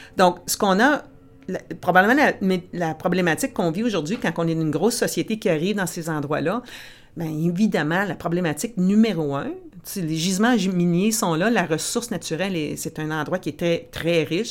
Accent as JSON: {"language": "French", "town": "Timmins", "region": "Ontario", "country": "Canada", "tie": "born or raised there", "also_born_or_lived": "Ottawa", "moved": "as an adult", "lives_now": "Montreal, Canada", "said": "J'ai grandi à Timmins, dans le nord de l'Ontario, une vraie franco-ontarienne."}